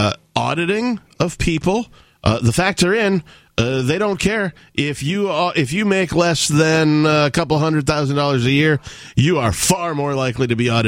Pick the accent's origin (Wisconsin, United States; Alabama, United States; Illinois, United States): Wisconsin, United States; also born or lived in Seattle, Washington; now in New Hampshire, United States; I grew up in Wisconsin.